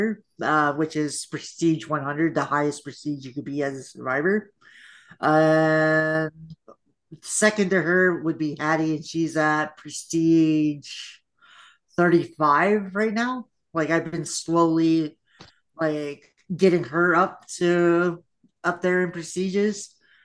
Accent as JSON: {"language": "English", "town": "Memphis", "region": "Tennessee", "country": "United States", "tie": "born or raised there", "also_born_or_lived": "Florida", "accent": "country", "moved": "yes", "said": "I was born in Memphis, Tennessee."}